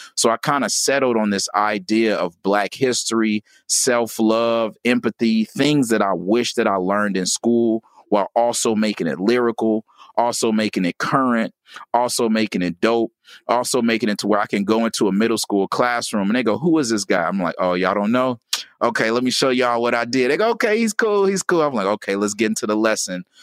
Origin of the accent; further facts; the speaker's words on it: Gary, Indiana, United States; I was born in Gary, Indiana